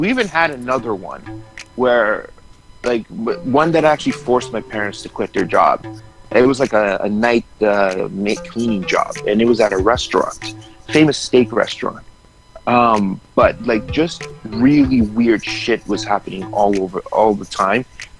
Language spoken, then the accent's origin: English; Costa Rica; born there; That's where my parents are from, right? Like I was born in Costa Rica.